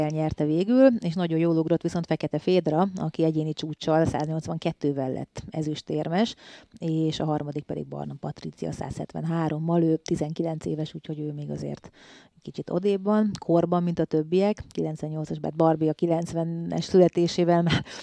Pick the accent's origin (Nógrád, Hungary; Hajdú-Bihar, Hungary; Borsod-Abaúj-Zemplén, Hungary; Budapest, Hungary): Nógrád, Hungary; Salgótarján; hát én Salgótarjánból úgy származom, hogy ott volt ugye az első, második egyesületem, a Pásztó az első, de hogy nagyon sokáig voltam Tarjáni versenyző